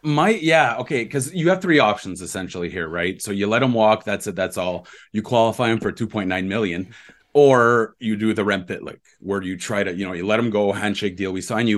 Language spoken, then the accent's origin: English; Ontario, Canada; I grew up in Ontario